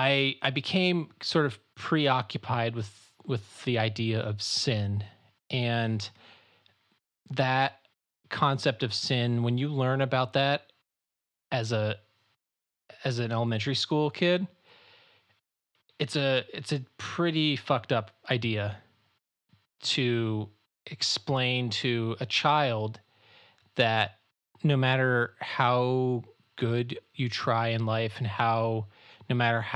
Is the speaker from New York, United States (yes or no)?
no; Chicago, Illinois, United States; also born or lived in Florida / Kansas; And so I was born in Chicago. We moved to Florida. We moved to Kansas, where my dad was a pastor of an evangelical covenant church in Kansas. And then we moved to the Chicago, northwest suburbs of Chicago in like 94.